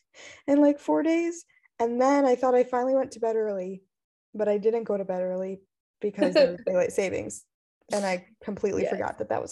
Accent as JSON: {"language": "English", "country": "United States", "moved": "yes", "lives_now": "Poland", "said": "I'm an American"}